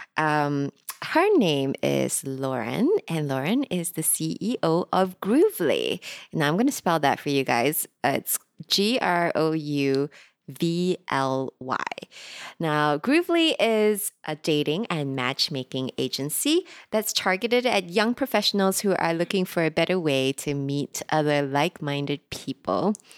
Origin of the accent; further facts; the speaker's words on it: Singapore; I'm recording today from Singapore, which is also where I'm from